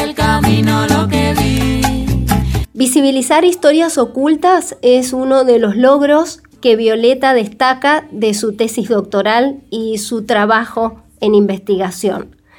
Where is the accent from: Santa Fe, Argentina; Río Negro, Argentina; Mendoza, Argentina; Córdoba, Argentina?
Mendoza, Argentina; prácticamente nada se enseña en las escuelas de Mendoza sobre nuestra propia historia